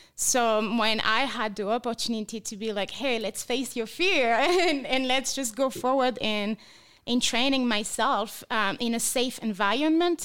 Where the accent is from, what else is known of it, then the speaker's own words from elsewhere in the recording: France; English is a second language; moved away as an adult; now in Las Vegas, United States; I was born and raised in France. I moved to America eight years ago as a missionary against sex trafficking